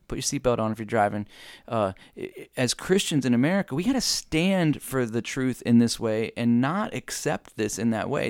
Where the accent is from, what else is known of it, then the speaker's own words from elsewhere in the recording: United States; as an American citizen